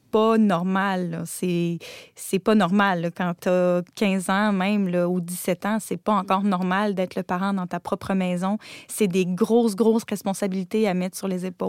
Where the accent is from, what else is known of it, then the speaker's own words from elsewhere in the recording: Gaspésie, Quebec, Canada; je viens d'une région, là, je viens de la Gaspésie